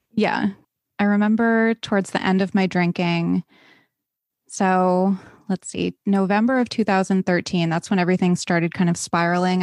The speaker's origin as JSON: {"language": "English", "region": "East Coast", "country": "United States", "tie": "born or raised there", "said": "I grew up on the East Coast"}